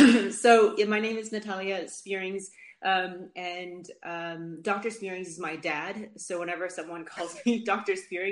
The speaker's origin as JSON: {"language": "English", "country": "Netherlands", "also_born_or_lived": "United States", "moved": "yes", "lives_now": "London, United Kingdom", "said": "I'm originally from Holland, and that's where lived when I was younger, and then after I left the States, I went back to Holland, but then I came to, I came to London for medical school, and I just stayed"}